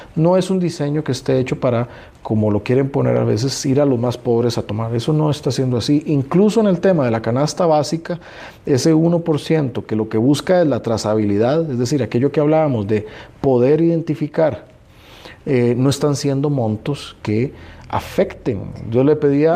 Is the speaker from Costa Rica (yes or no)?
yes; Costa Rica; todos como costarricenses